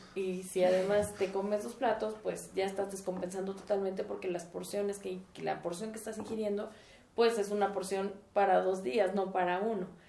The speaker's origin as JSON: {"language": "Spanish", "country": "Mexico", "said": "el mantener nuestra identidad eh, familiar y como mexicanos"}